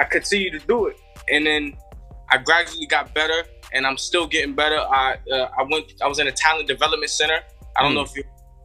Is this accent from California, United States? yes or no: no; New York City, New York, United States; Growing up in the Bronx